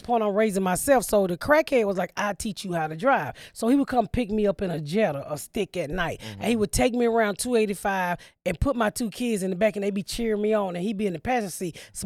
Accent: the South, United States; moved away as an adult; also born or lived in Indiana; I'm from the South.

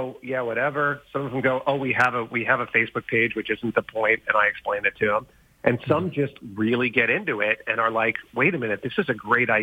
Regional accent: Long Island, New York, United States; growing up on Long Island, New York

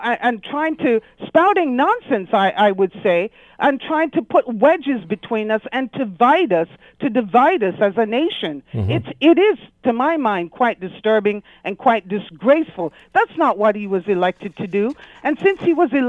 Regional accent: Jamaica; now in Canada; I'm a black Canadian. I was born in Jamaica. I came here

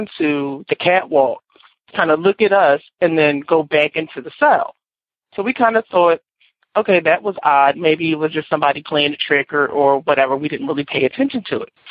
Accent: Philadelphia, Pennsylvania, United States; I'm from Philadelphia, Pennsylvania

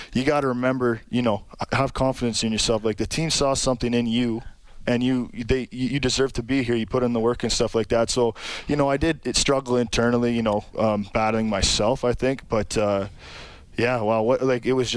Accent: Sault Ste. Marie, Ontario, Canada; Sault Ste. Marie, Ontario, a little northern town, population of about 75,000

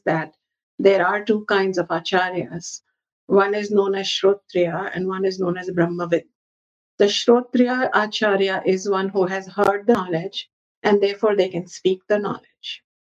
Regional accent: Ayodhya, Uttar Pradesh, India; moved away; I go back to my hometown, Ayodhya

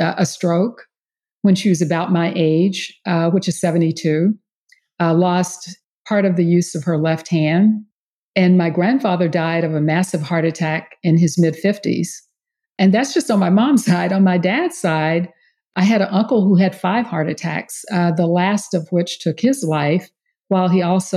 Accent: East Texas, United States; now in Houston, United States; I grew up in East Texas

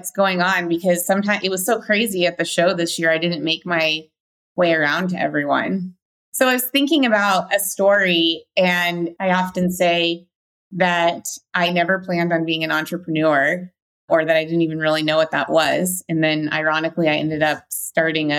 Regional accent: Whitefish, Montana, United States; I grew up in Whitefish, Montana, which is where I live currently

